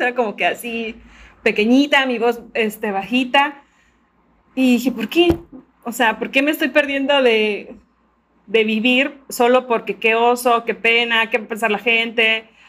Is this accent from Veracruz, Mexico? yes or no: yes; Veracruz, Mexico; soy de Veracruz, de México